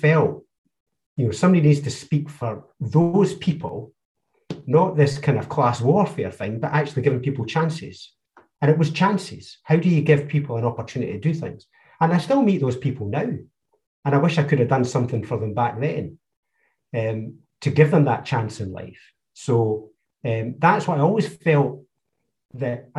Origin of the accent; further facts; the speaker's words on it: North East Fife, Scotland, United Kingdom; I was brought up in North East Fife, so I had Ming Campbell and the Liberal Democrats around me